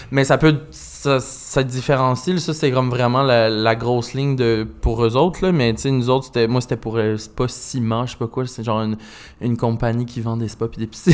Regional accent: Magdalen Islands, Quebec, Canada; moved away; je viens des Îles-de-la-Madeleine, fait j'ai été élevé un peu dans le country

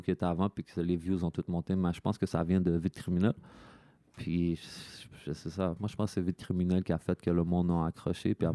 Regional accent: Quebec, Canada; moi, je suis québécois, je m'associe au Québécois

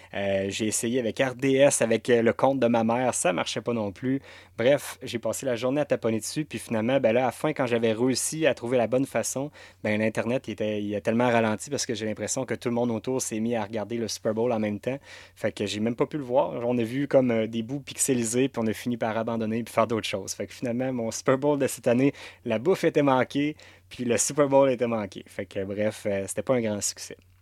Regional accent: Quebec, Canada; en tant que Canadien

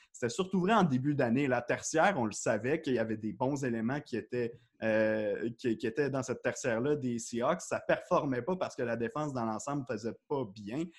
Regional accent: L'Île-Perrot, Quebec, Canada; moved away as an adult; also born or lived in Ottawa; Je viens de l'île Perrault, une petite île à l'ouest euh, donc de l'île de Montréal. J'habitais là-bas

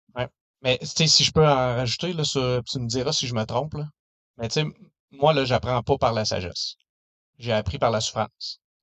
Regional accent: Danville, Quebec, Canada; toujours vécu dans le coin. Euh, je suis résident à Denville présentement

